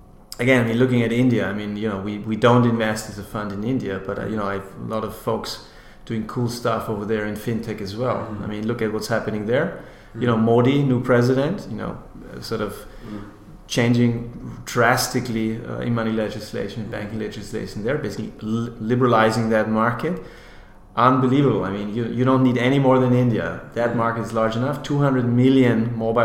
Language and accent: English; Austria; moved away as an adult; I'm from Austria, as I said originally.